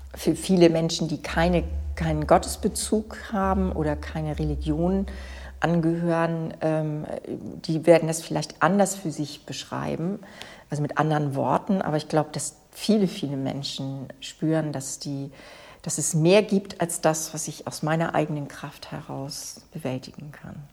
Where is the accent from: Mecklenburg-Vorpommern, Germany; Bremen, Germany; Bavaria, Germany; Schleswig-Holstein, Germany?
Schleswig-Holstein, Germany; Dithmarschen; Ich bin ja in Dithmarschen aufgewachsen